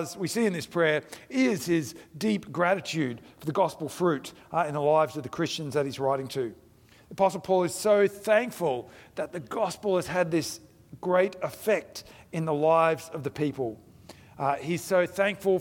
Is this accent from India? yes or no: yes; India; moved away; I grew up in India